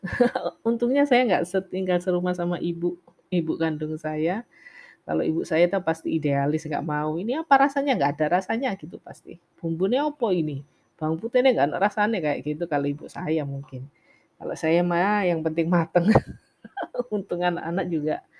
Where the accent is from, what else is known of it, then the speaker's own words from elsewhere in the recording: Java, Indonesia; saya juga wong Jawa